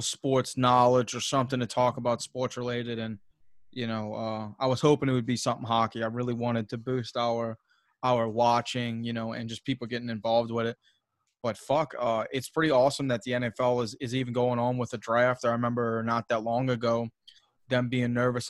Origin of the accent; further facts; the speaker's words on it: Louisiana, United States; I'm from the South, you know, Louisiana being like the worst, you know, school system in America. So I didn't have a great, you know, a great education being brought up.